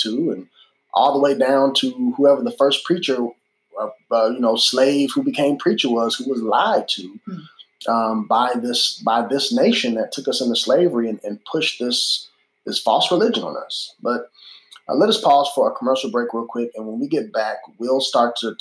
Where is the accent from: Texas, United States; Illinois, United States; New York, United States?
Illinois, United States; also born or lived in Boston; now in Memphis, United States; when I grew up in Illinois or when we lived in Boston